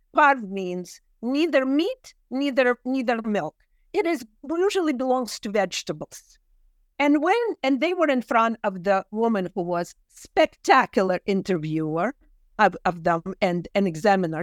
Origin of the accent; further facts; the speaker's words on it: Kyiv, Ukraine; English is a second language; moved away; I grew up in Kyiv and the language of love is Russian for me